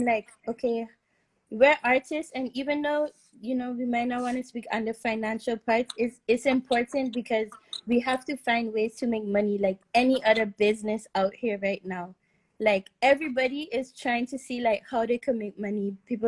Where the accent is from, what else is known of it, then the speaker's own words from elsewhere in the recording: Sint Maarten; now in Netherlands; I'm from St. Martin, the Caribbean. I'm a singer-songwriter, and yeah, I'm living in the Netherlands right now.